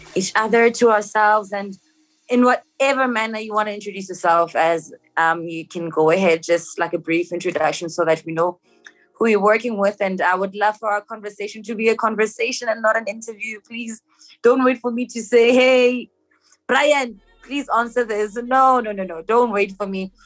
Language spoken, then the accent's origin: English; Johannesburg, Gauteng, South Africa; I'm from Joburg